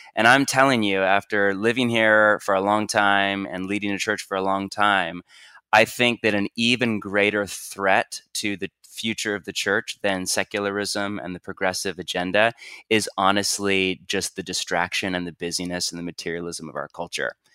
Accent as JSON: {"language": "English", "area": "Bay Area", "region": "California", "country": "United States", "said": "I'm from the Bay Area of California"}